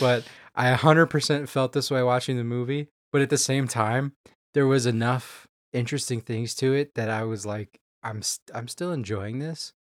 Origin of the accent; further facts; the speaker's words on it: Houston, Texas, United States; I grew up in Houston